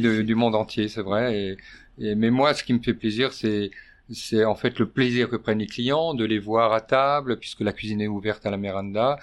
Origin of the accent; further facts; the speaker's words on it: Alsace, Grand Est, France; moved away as an adult; also born or lived in Monaco; now in Nice, France; je suis alsacien d'origine avec un nom breton. En Alsace, c'est la crème, c'est le beurre, c'est une bonne cuisine, c'est mes racines